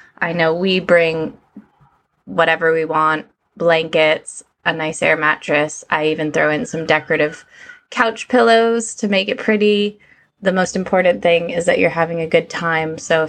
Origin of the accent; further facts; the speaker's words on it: United States; now in United Kingdom; I'm an American living over in the UK.